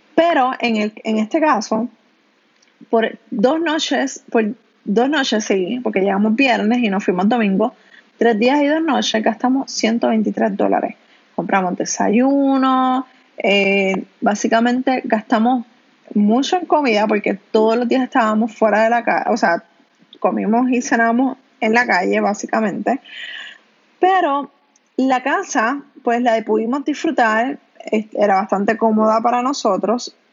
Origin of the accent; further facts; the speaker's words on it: Canóvanas, Puerto Rico; yo soy de Canóvanas